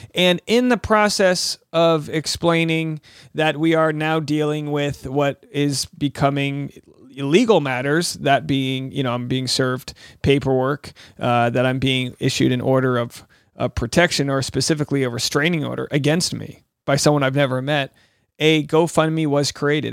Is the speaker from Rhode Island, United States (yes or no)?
yes; Rhode Island, United States; I'm from New England. I'm from Rhode Island